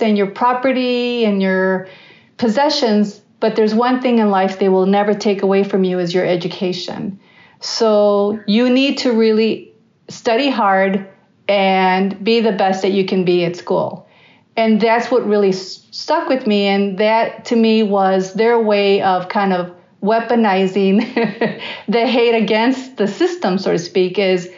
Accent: Chicago, Illinois, United States; born or raised there; first language Spanish; English is a second language

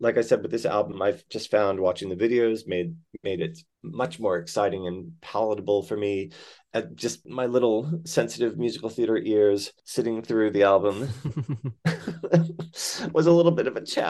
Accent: Gardner, Massachusetts, United States; moved away as an adult; also born or lived in Orange, New Jersey; now in Australia; I'm American born. I was born actually in Orange, New Jersey, but I grew up in Gardner, Massachusetts. And then my husband is Australian. So I moved here 23 years ago.

